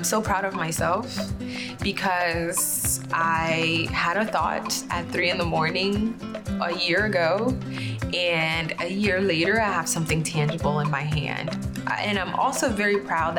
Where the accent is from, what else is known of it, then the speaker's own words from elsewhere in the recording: Benin; now in North Carolina, United States; traveling back home so that I can source ingredients from the women in the markets of my home country.